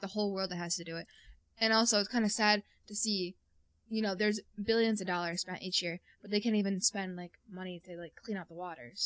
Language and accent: English; North Country, New York, United States; we're from the North Country